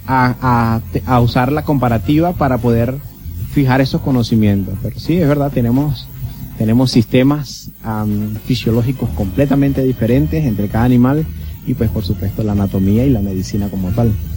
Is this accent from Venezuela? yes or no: yes; Venezuela; moved away as an adult; also born or lived in Barquisimeto, Lara, Venezuela; now in Curaçao; nacido en Venezuela y estudiado en Venezuela. Es decir, soy venezolano